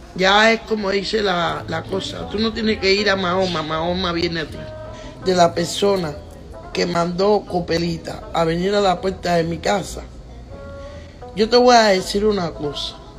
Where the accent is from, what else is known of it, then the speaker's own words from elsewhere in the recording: Havana, Cuba; moved away; also born or lived in New York; yo soy de La Habana. Yo soy de La Habana.